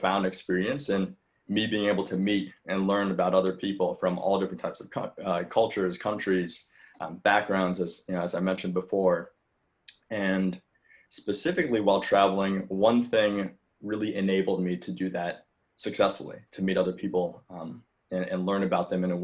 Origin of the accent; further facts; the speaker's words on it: New York City, New York, United States; also born or lived in China; I grew up here in New York City, but I was adopted from China when I was a baby.